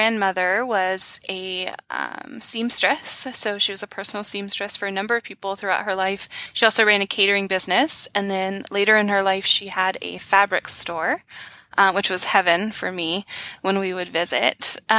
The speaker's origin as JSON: {"language": "English", "region": "Georgia", "country": "United States", "moved": "yes", "lives_now": "Bellingham, United States", "said": "I'm actually from the deep south, so I came out here from Georgia"}